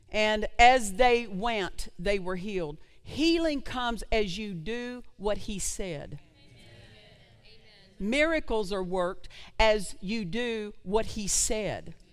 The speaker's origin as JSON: {"language": "English", "region": "Oklahoma", "country": "United States", "said": "I'm from Oklahoma."}